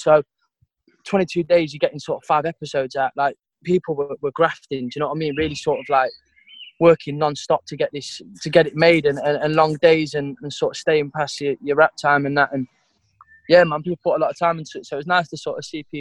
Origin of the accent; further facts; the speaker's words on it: Derby, East Midlands, United Kingdom; I'm from Derby, smack bang in the middle of the country. That's where I'm from.